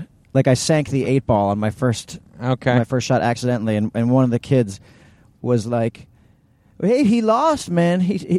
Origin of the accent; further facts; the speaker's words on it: New York City, New York, United States; We grew up in New York City